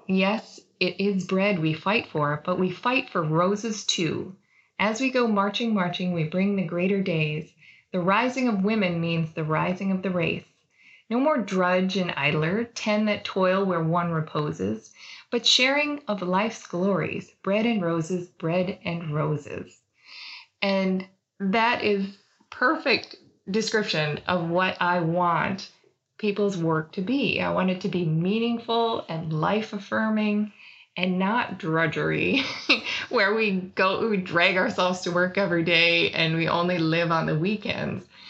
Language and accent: English; Wisconsin, United States; moved away; I grew up in the Midwest and in Wisconsin